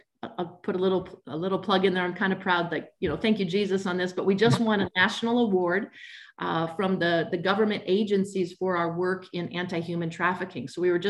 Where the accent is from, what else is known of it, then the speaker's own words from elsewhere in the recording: Midwest, United States; I grew up in the Midwest of America. I kind of like to say kind of a normal Midwestern life.